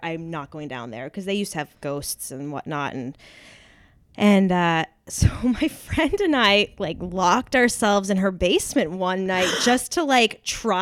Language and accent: English; New Hampshire, United States; I'm from New Hampshire as well.